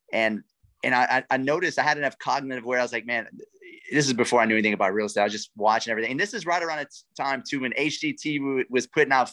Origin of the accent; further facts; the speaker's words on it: Lafayette, Louisiana, United States; accent: Cajun; I'm a coon ass, man. I'm from South Louisiana. I'm from Lafayette